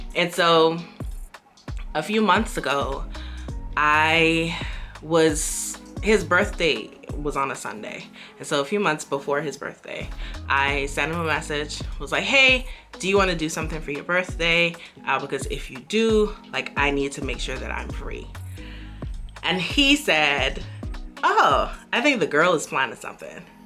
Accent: Bahamas; moved away as an adult; now in Beijing, China; I'm from the Bahamas and we have beaches for days

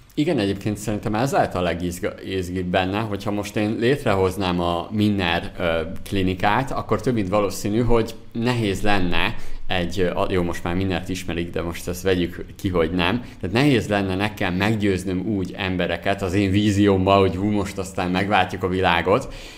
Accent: Zala, Hungary; én zalai vagyok, zalából származom

